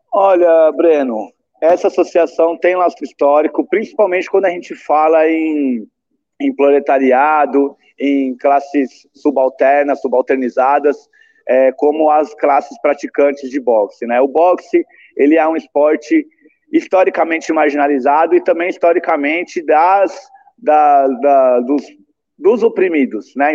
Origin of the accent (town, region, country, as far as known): Rio Claro, São Paulo, Brazil; born or raised there